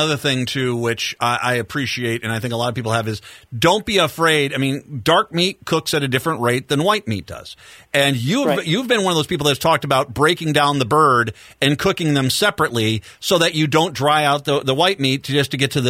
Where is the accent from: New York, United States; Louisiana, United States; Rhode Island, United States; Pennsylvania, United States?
Rhode Island, United States; I got a little bit of that Italian influence in me when I grew up in Rhode Island.